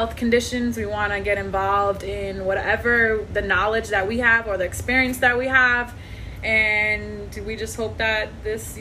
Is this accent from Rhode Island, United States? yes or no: yes; Rhode Island, United States; moved away as an adult; now in Virginia, United States; I'm from Rhode Island, but I am currently in Virginia because of military